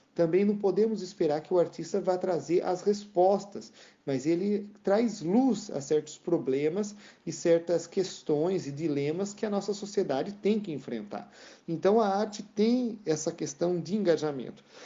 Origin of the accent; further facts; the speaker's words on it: Rio Claro, São Paulo, Brazil; moved away as an adult; also born or lived in Porto Feliz; now in France; nasci na cidade de Porto Feliz, e mas morei desde os meus dois anos de idade até, né, antes de vir para cá para a França, morei toda a minha vida em Rio Claro